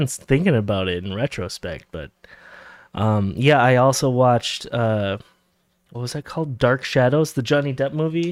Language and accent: English; Minnesota, United States; we're from Minnesota originally